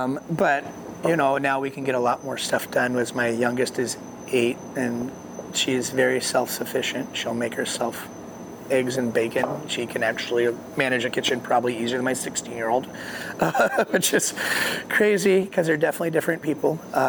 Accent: Colorado, United States; because that's when we grew up in Colorado, Navajo residents there.

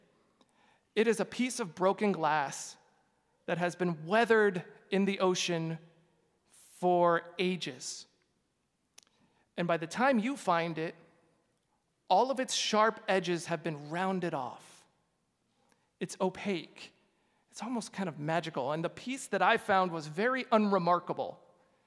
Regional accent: Glendale, Arizona, United States; I'm from Glendale, Arizona

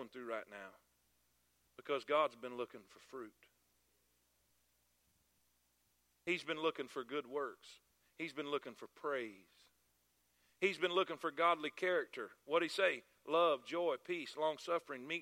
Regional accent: South Florida, United States; I'm from South Florida.

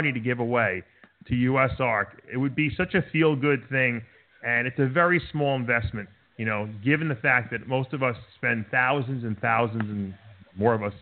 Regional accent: New York, United States; now in Florida, United States; I'm from New York

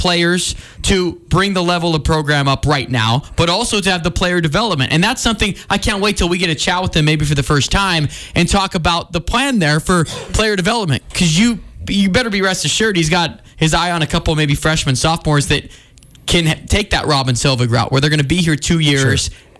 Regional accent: Billings, Montana, United States; I'm from Billings. I'm a Montana native.

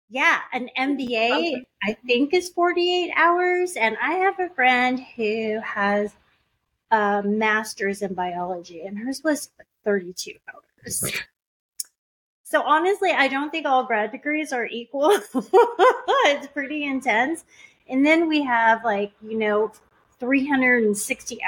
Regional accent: United States; first language English; we came to the United States as refugees. But really, I'm very American.

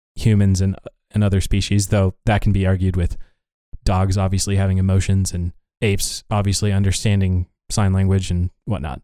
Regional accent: Laurel, Montana, United States; now in Virginia, United States; we we grew up in Laurel, Montana and yet some of us are now in Virginia writing code

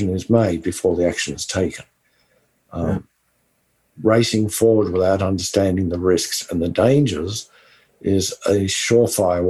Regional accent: West Texas, United States; accent: West Texan; my West Texan accent

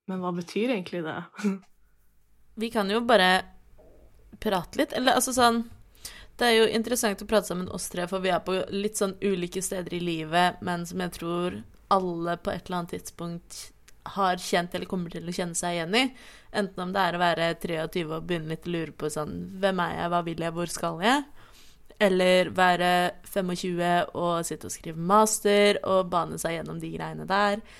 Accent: Oslo, Norway; Jeg er 27 år gammel. Jeg blir 28 om ikke altfor lenge. Eh, jeg er fra Oslo. Jeg bruker også hen-pronomen, er ikke-binær og panseksuell.

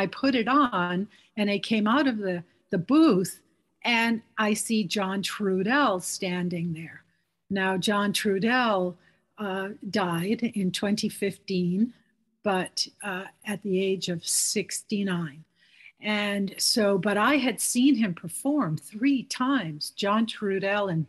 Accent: Rhode Island, United States; moved away; I'm originally from Rhode Island

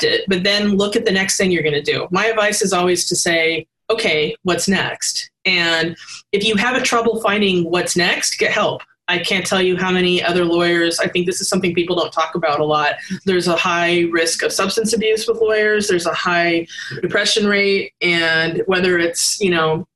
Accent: Seattle, Washington, United States; I'm from Seattle

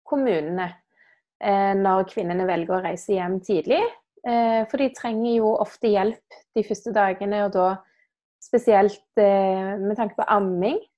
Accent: Stavanger, Rogaland, Norway; er eh, fra Stavanger.

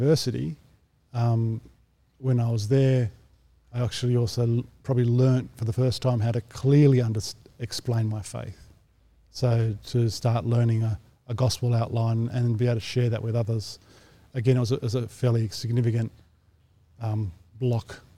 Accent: Sydney, New South Wales, Australia; I grew up in the northwest of Sydney

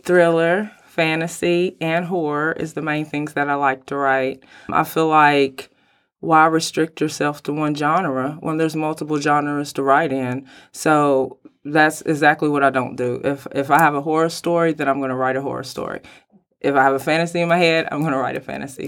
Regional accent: Mount Sterling, Kentucky, United States; now in Lexington, United States; I'm originally from Mount Sterling, Kentucky, and then I moved here to Lexington, Kentucky.

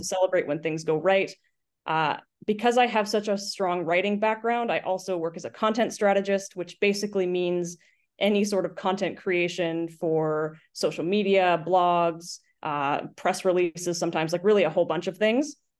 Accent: Lake Cowichan, British Columbia, Canada; moved away as an adult; also born or lived in Victoria, Canada; now in Kelowna, Canada; I grew up in an itty-bitty town in South Central Vancouver Island called Lake Cowichan

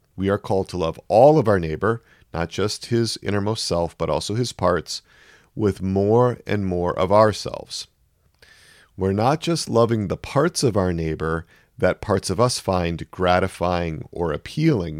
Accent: Wisconsin, United States; moved away; I grew up in Wisconsin.

